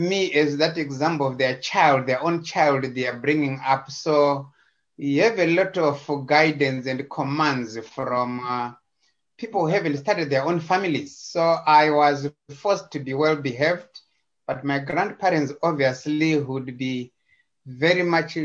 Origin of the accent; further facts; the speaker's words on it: Zimbabwe; also born or lived in Chegutu, Zimbabwe; I was born in Zimbabwe in a small town called Chegutu in the central of Zimbabwe